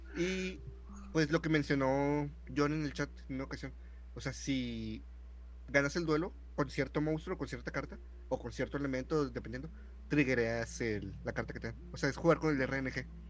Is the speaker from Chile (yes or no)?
no; Mexico; somos mexicanos